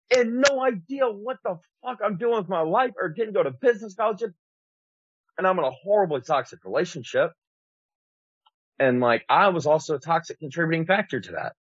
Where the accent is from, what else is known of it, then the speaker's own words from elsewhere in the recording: Antioch, California, United States; the only white kid growing up in Antioch